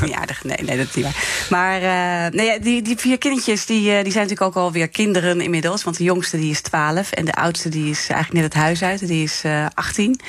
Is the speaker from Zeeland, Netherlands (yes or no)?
yes; Zeeland, Netherlands; ik kwam uit Zeeland